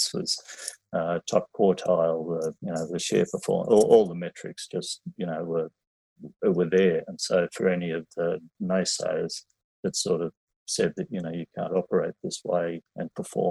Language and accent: English; Sydney, New South Wales, Australia; I grew up in Western Sydney